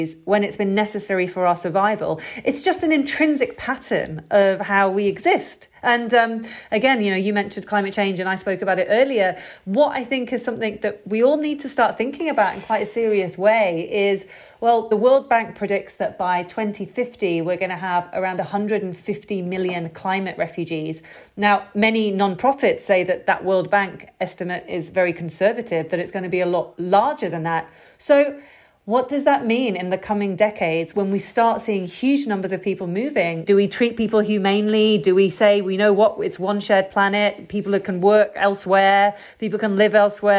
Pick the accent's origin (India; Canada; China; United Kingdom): United Kingdom; I'm British